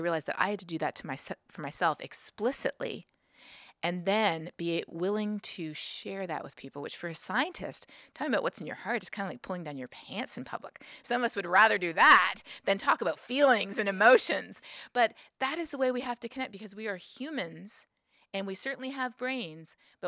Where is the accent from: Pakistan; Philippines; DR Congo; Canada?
Canada; moved away as an adult; now in United States; when I moved to the United States, I'm originally from Canada, when I moved to the United States, I realized that there are many people here in the United States who don't think climate change is real.